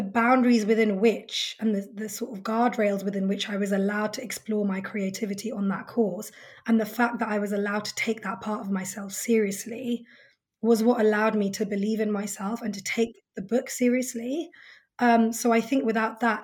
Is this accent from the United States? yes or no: no; United Kingdom; my lived experience as a British Indian woman